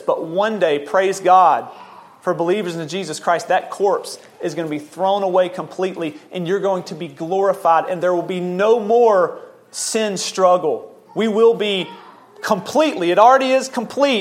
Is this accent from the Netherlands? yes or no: no; Memphis, Tennessee, United States; I'm an American. I'm born in the state of Tennessee, city of Memphis